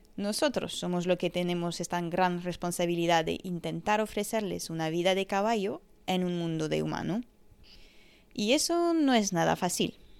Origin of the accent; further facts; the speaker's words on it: France; Empecé a montar de joven en un pony club en Francia, mi país de nacimiento